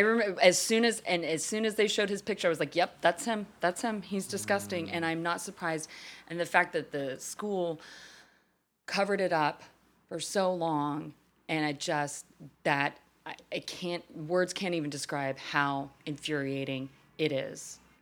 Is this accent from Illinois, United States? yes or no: no; Fort Worth, Texas, United States; That's in my home, hometown